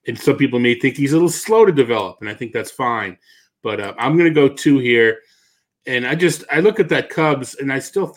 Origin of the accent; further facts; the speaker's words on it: Missouri, United States; I'm from Missouri